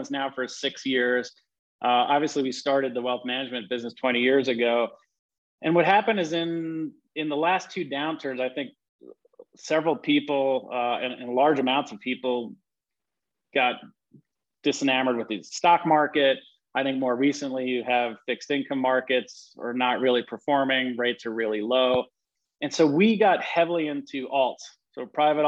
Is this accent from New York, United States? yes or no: yes; New York City, New York, United States; growing up in Queens, New York